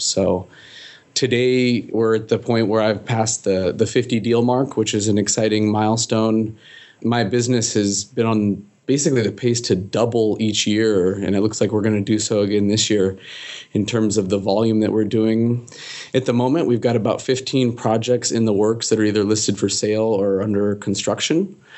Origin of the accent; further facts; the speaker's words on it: Seattle, Washington, United States; originally, I'm from Seattle